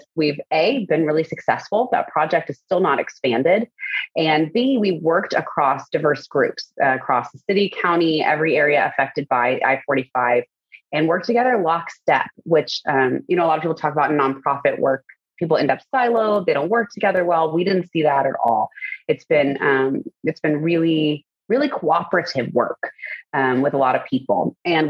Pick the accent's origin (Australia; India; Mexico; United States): United States; Spring, Texas; also born or lived in The Woodlands, Texas; I grew up in Spring near Klein High School with my parents, older brother, younger sister.